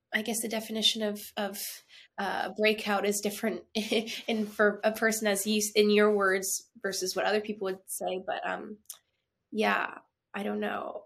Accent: Canada; I'm Canadian

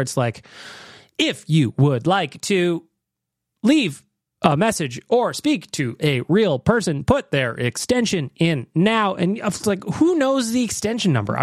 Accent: Canada; also born or lived in Australia; I'm actually in Australia, but I'm from Canada

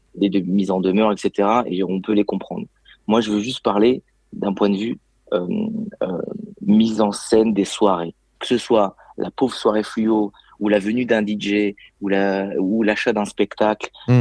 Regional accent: Lyon region, Auvergne-Rhône-Alpes, France; je suis de la région lyonnaise

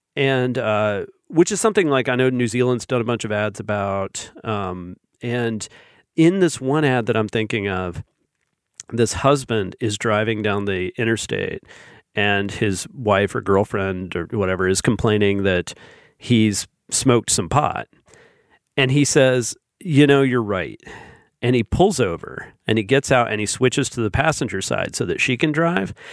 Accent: the South, United States; growing up in the South and living here most of my life.

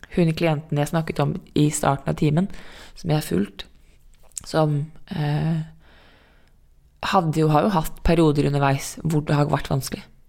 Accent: Norway; also born or lived in New York

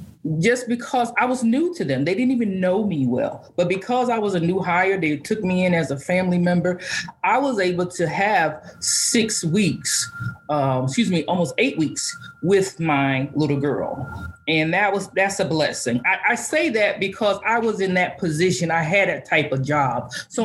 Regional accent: Valdosta, Georgia, United States; I come from Valdosta, Georgia. I had worked 6 or 7 years there.

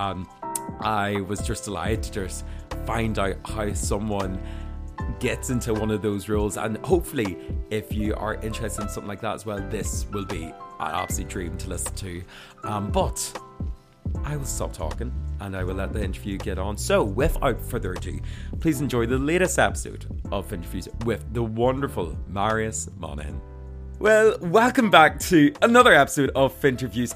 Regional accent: Armagh, Northern Ireland, United Kingdom; I'm from Armagh.

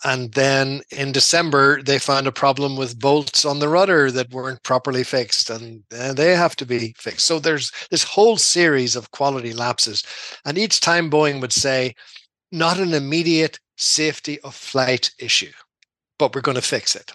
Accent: Dungannon, Northern Ireland, United Kingdom; moved away as an adult; also born or lived in Belfast / Zimbabwe; now in Seattle, United States; I'm from Tyrone. I'm from Dungannon in County Tyrone

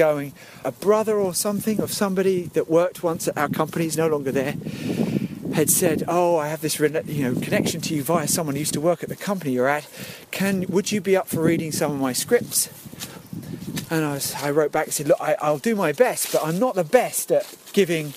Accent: Epping, East of England, United Kingdom; I grew up in Epping, in Essex, and there's no showbiz in my family.

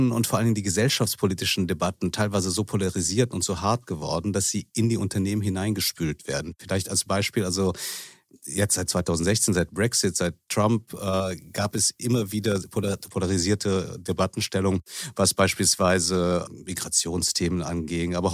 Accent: Manila, Metro Manila, Philippines; also born or lived in Bonn, Germany; Ich bin in Manila und Bonn aufgewachsen, also halb philippinisch und halb deutsch.

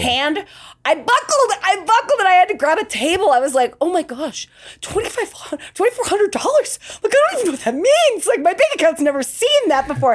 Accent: Salt Lake City, Utah, United States; I grew up in Salt Lake City, Utah

